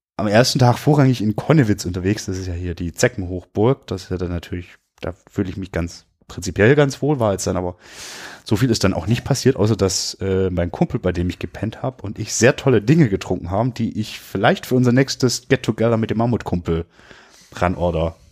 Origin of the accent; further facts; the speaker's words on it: Swabia, Germany; ich bin Schwabe.